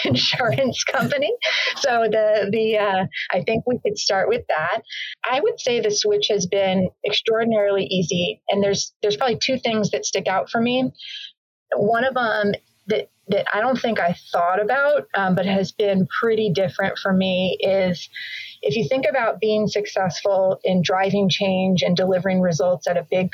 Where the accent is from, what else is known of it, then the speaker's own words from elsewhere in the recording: Bay Area, Silicon Valley, California, United States; I grew up in the Bay Area, actually, in the Silicon Valley in the 80s and early 90s.